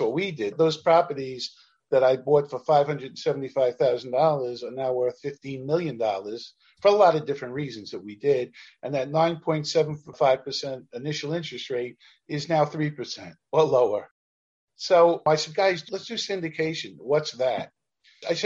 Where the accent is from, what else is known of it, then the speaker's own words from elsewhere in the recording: New York City, New York, United States; I was a kid from Canarsie, Brooklyn